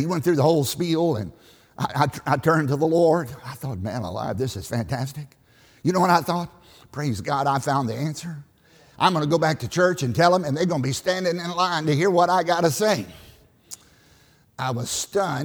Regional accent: Southside, Virginia, United States; I grew up in Southside, Virginia, on a tobacco farm in a liberal church.

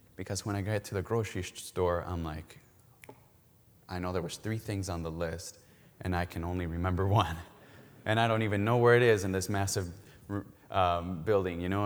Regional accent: Mexico; now in Milwaukee, United States; we're originally from Mexico

